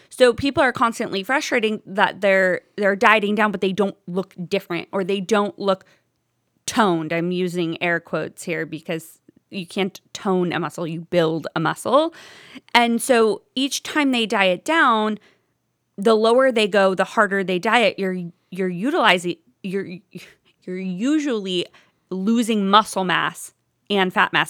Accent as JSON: {"language": "English", "town": "Toledo", "region": "Ohio", "country": "United States", "also_born_or_lived": "Oxford, Ohio", "moved": "as an adult", "lives_now": "Cleveland, United States", "said": "I'm originally from Toledo"}